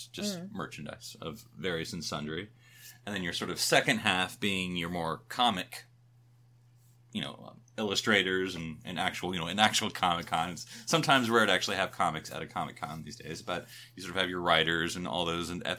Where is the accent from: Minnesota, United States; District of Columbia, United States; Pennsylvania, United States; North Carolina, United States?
North Carolina, United States; Fayetteville; moved away; I'm from Fayetteville, North Carolina, so we tend to go back there